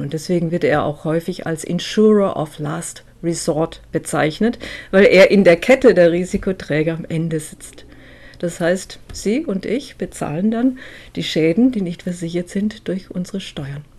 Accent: Germany; bei uns in Deutschland

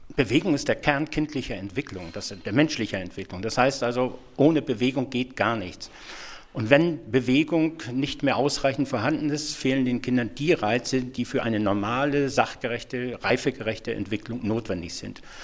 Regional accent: Schleswig-Holstein, Germany; Ich komme aus Schleswig-Holstein.

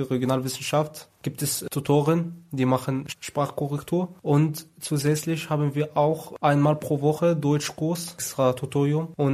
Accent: Egypt; German is a second language; ganz andere Art und Weise als in Ägypten, wo ich herkomme.

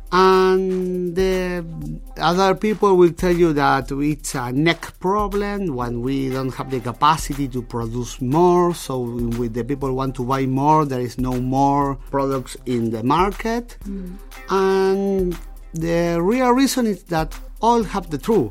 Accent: Argentina; now in Germany; I came from Latin America

